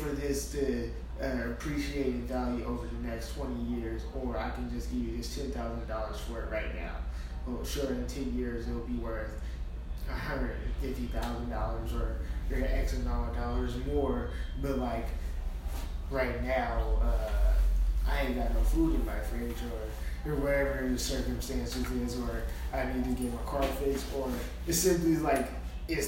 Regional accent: Portland, Oregon, United States; I grew up on Mississippi.

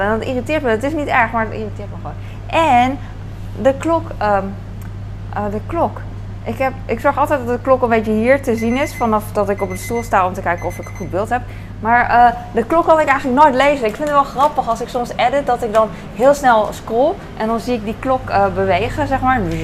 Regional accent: Netherlands; als Hollander

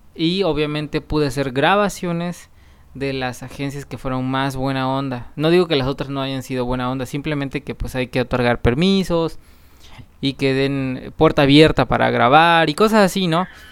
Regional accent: Chiapas, Mexico; yo soy de Chiapas

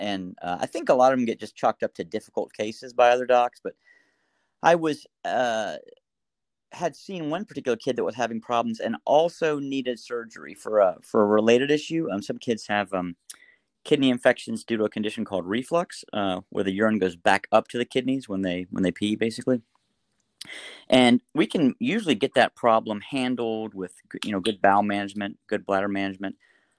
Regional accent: Winston-Salem, North Carolina, United States; So I'm from Winston-Salem, North Carolina, originally, and that's where I work.

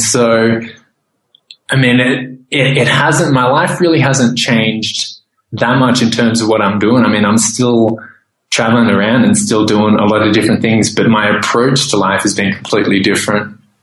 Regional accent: Australia; moved away as an adult; also born or lived in Thailand; growing up in Australia

